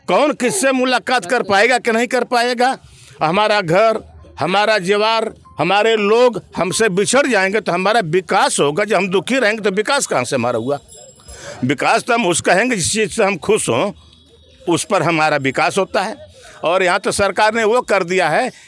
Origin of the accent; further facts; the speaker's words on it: Azamgarh, Uttar Pradesh, India; यहाँ पर सबसे पहले हम किसान हैं यहाँ के मूल निवासी हैं